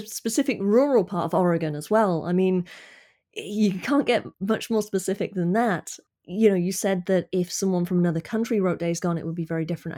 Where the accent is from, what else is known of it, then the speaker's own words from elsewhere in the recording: United Kingdom; as a Brit